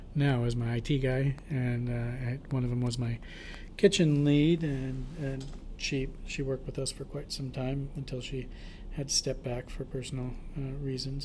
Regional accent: Portland, Oregon, United States; I was born and raised in Portland.

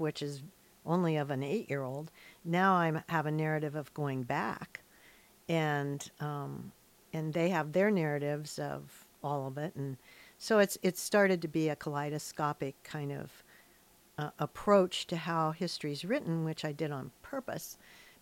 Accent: Hillsboro, Ohio, United States; born or raised there; now in Astoria, United States

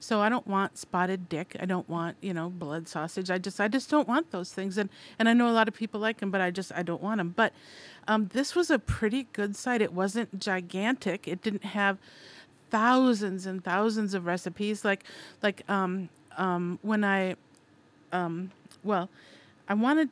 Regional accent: Minnesota, United States; I'm from Minnesota, and that was settled by Swedes

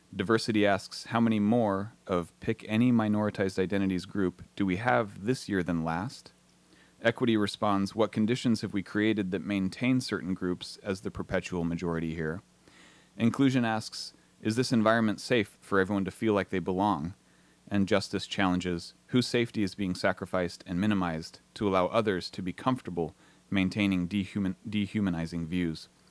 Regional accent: Southern California, United States; moved away as an adult; also born or lived in Portland, Oregon; now in Astoria, United States; I grew up in Southern California

